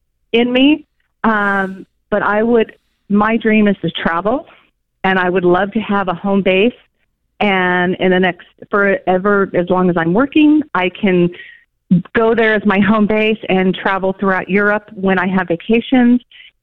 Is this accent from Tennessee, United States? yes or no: no; California, United States; moved away as an adult; now in Atlanta, United States; Well, I moved to Georgia a year ago. I'm actually born and bred in California.